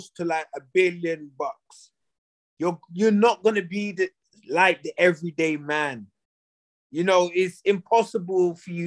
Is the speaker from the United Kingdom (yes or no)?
yes; London, United Kingdom; moved away as an adult; now in United States; I'm from London, England